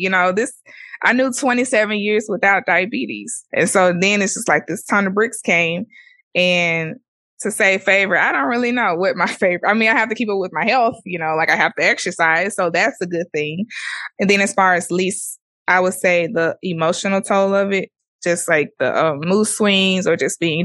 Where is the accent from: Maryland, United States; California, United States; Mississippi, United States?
Mississippi, United States; I'm African American. I'm from Mississippi